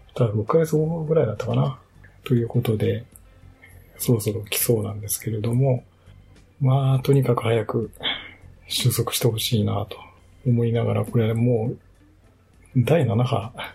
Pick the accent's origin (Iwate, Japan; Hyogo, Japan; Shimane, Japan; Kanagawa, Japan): Shimane, Japan; now in Yokohama, Japan; 私の実家がある島根